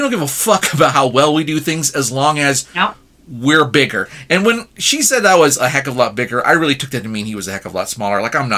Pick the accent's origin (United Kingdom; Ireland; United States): United States; as an American